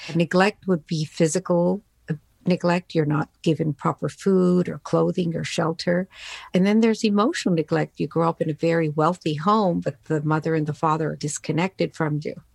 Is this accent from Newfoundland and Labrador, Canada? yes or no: yes; Newfoundland and Labrador, Canada; English is a second language; I immigrated here with my family to Newfoundland on the east coast of Canada back in 1967.